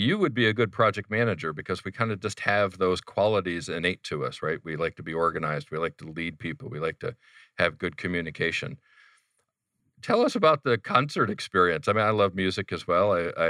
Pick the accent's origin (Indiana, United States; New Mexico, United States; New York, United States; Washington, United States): New York, United States; but I'm originally from New York, and in New York, we love pizza.